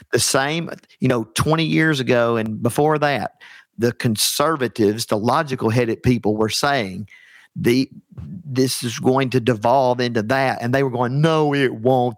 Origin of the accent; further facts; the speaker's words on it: Alabama, United States; I'm from the heart of Dixie. I'm from Alabama.